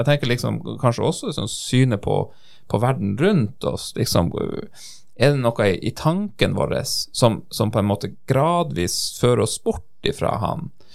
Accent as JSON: {"language": "Norwegian", "country": "Norway"}